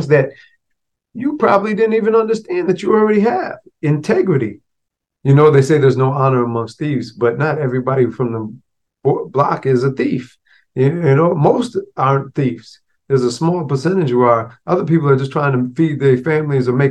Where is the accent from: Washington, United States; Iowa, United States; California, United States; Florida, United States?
Florida, United States; born or raised there